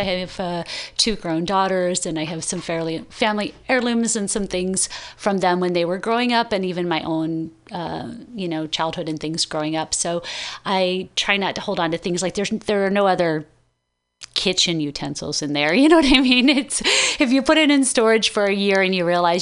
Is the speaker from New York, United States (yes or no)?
no; Iowa, United States; moved away as an adult; now in California, United States; I grew up in Iowa